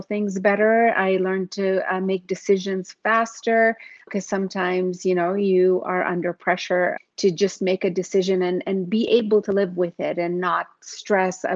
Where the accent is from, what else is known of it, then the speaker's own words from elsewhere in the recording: Yemen; moved away as an adult; also born or lived in Uganda; now in Canada; And I grew up in Yemen. I was born in Uganda